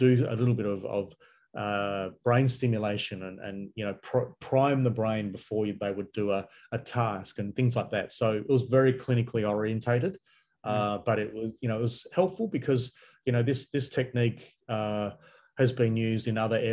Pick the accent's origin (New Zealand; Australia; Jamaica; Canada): Australia; Perth, Western Australia; I grew up in Perth, which is on the west side of Australia.